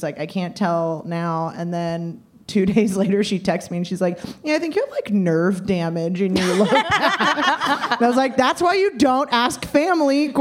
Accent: Los Angeles, California, United States; I'm from Los Angeles

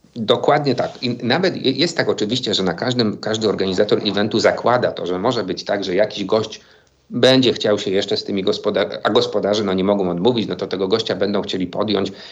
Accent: Silesian Voivodeship, Poland; now in Kraków, Poland; o Śląsku, z którego pochodzę

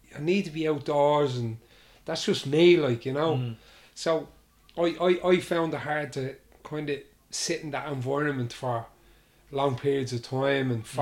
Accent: Dublin, Leinster, Ireland; also born or lived in Coolock, Dublin; when I was younger, and I grew up, it's Raheny, Dublin 5, nice area. I grew up there.

